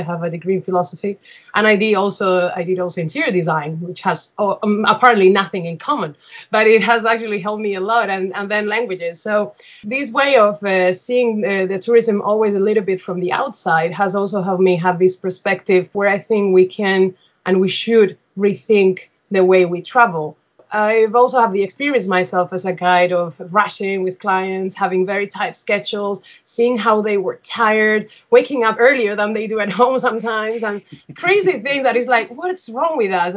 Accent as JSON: {"language": "English", "town": "Seville", "region": "Andalusia", "country": "Spain", "said": "I am originally from Seville"}